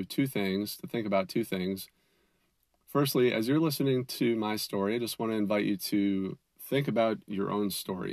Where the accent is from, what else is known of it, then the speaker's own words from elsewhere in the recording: Minnesota, United States; I grew up in Minnesota